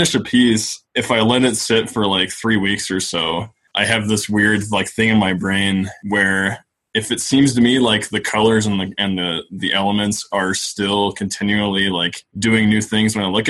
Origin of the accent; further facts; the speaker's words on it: Cheyenne, Wyoming, United States; also born or lived in Laramie, Wyoming; I am from Cheyenne, from the capital, and then I came over to Laramie for school